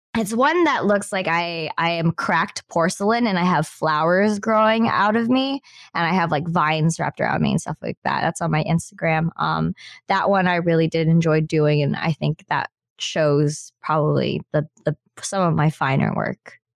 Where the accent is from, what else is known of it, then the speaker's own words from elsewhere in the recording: Philippines; now in Canada; I'm Filipino. Majority of my family was in the Philippines